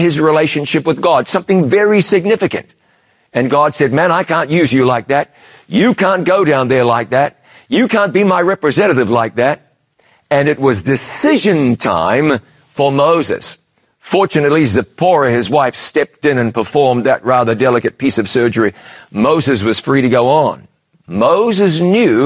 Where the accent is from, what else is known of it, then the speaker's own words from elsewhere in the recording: New Zealand; moved away as an adult; also born or lived in London, United Kingdom; I'd left my home country of New Zealand